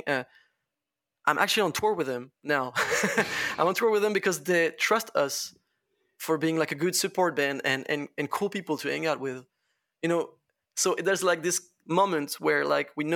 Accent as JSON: {"language": "English", "town": "Laval", "region": "Pays de la Loire", "country": "France", "second_language": "English", "said": "I come from fucking Laval. I come from Laval"}